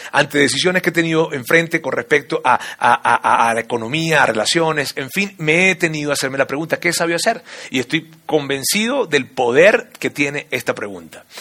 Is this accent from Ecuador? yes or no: no; Venezuela; now in Mexico City, Mexico; yo soy venezolano, de padres colombianos, de abuelo español